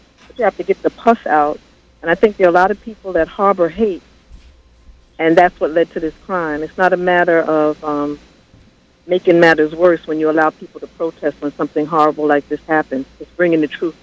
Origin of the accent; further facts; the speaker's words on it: New York City, New York, United States; I'm from Brooklyn, New York